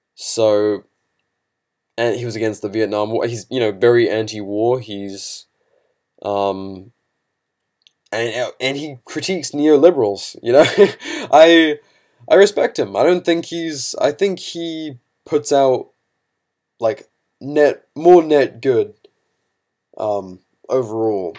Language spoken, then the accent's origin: English; United Kingdom; now in United States; to be a Brit